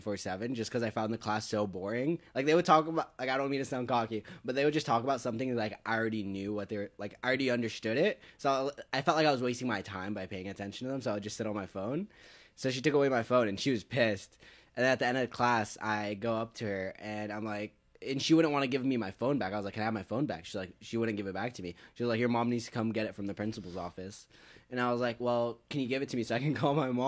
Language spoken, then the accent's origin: English; Egypt; now in United States; I'm from Egypt